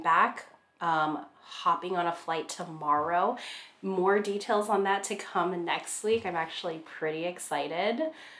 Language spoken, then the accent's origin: English; Hawaii, United States; now in Seattle, United States; Even though I'm from Hawaii.